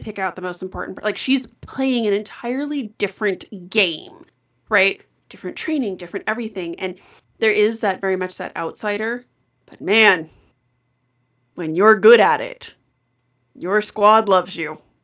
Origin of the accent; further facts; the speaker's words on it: Colorado, United States; I say this as a native Coloradan